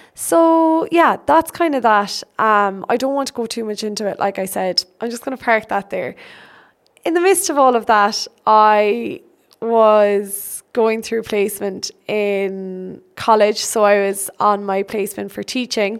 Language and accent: English; Birdhill, Munster, Ireland; I am from Bird Hill in Ireland, Tipperary in Ireland